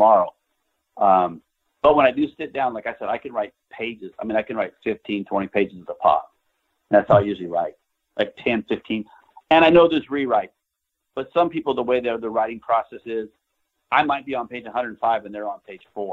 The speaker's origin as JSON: {"language": "English", "region": "Nebraska", "country": "United States", "tie": "born or raised there", "said": "I grew up in Nebraska in a farm town"}